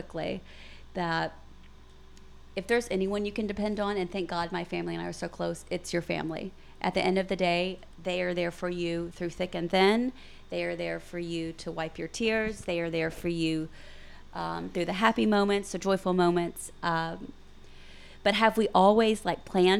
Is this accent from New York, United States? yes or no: no; Pine Bluff, Arkansas, United States; now in Little Rock, United States; We're all from Pine Bluff, but we live here